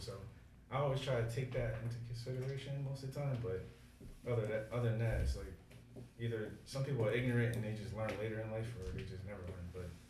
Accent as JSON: {"language": "English", "town": "Savannah", "region": "Georgia", "country": "United States", "tie": "born or raised there", "also_born_or_lived": "Red Bank, New Jersey / Columbus, Georgia", "said": "I was born in Red Bank, New Jersey, and then my dad was in the military at the time, so we moved to Columbus, Georgia, and then eventually to Savannah."}